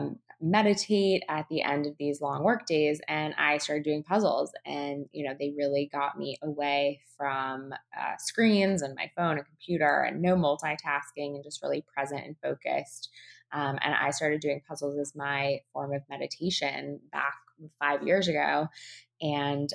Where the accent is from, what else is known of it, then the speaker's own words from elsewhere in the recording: California, United States; now in New York, United States; I am from California